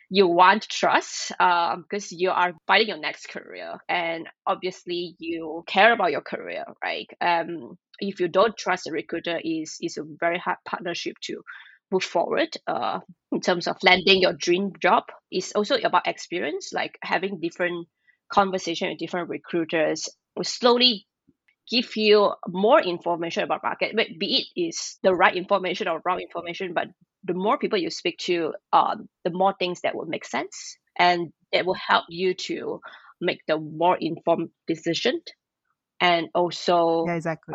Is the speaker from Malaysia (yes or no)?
yes; Malaysia; moved away as an adult; now in Tokyo, Japan; I'm from Malaysia.